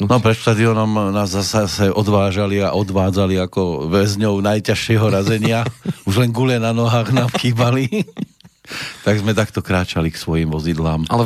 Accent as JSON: {"language": "Slovak", "country": "Slovakia", "said": "ja som Slovák."}